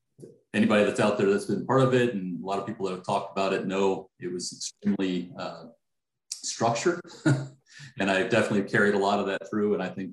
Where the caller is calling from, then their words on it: Dallas, Texas, United States; I am in Dallas, Texas.